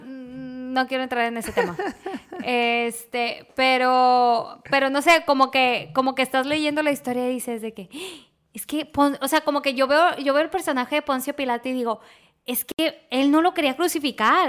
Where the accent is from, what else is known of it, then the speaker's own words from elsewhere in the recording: Monterrey, Nuevo León, Mexico; yo soy regia